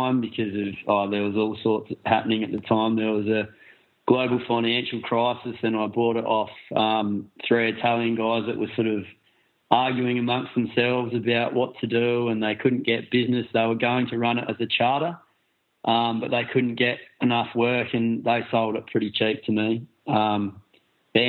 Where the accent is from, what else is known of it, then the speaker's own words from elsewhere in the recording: Adelaide, South Australia, Australia; moved away as an adult; We're both from Australia. I'm from Adelaide